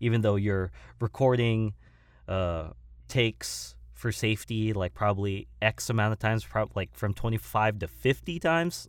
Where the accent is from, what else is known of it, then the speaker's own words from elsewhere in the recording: Simi Valley, California, United States; also born or lived in Woodland Hills, California; I actually was born in, uh, Woodland Hills, California, and I had lived in my hometown of Simi Valley